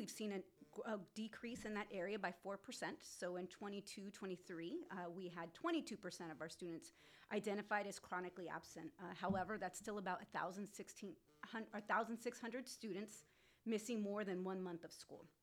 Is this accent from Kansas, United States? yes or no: no; Whittier, California, United States; I was born and raised in Whittier